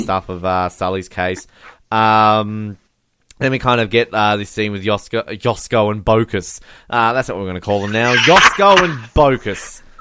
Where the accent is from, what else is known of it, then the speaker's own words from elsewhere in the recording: Australia; I'm Australian